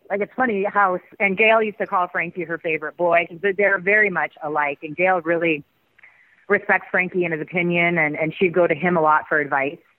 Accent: Canada; now in United States; I mean, especially because we came from Canada a different country to make

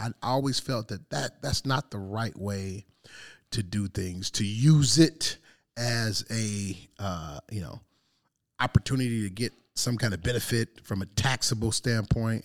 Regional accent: Detroit, Michigan, United States; growing up in Detroit

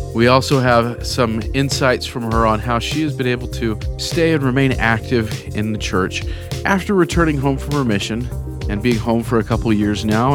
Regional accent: California, United States; now in Salt Lake City, United States; I'm not originally from the west side of Salt Lake City, I'm from California

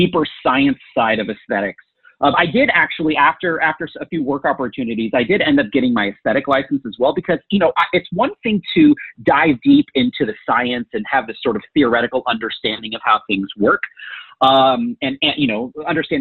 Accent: Bay Area, Northern California, United States; also born or lived in Silicon Valley / San Francisco; now in Arizona, United States; Growing up in the Bay Area

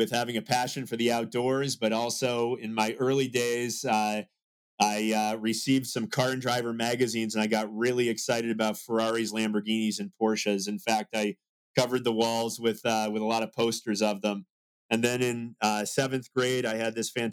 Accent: Salem, Massachusetts, United States; I grew up in Salem, Massachusetts

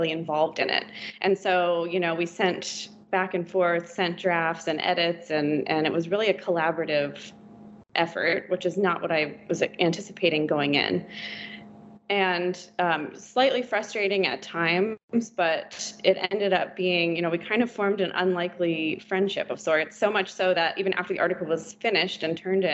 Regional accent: Virginia, United States; Growing up in Virginia, my entire childhood, he was our senator

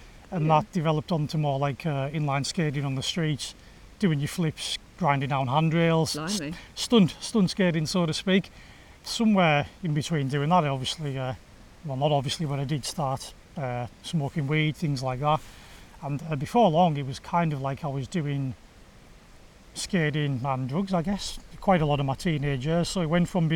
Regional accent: Egremont, North West England, United Kingdom; I grew up in Egremont in West Cumbria

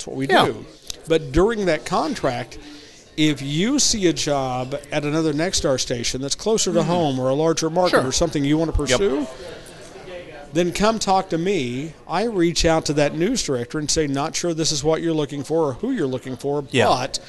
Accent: Oklahoma, United States; accent: southern; also born or lived in Arkansas; now in Quad Cities, United States; I came here to lose my southern accent, move on.

